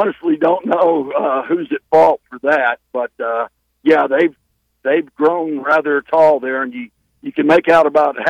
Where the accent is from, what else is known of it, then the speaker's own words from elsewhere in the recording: Atkins, Arkansas, United States; I'm from Atkins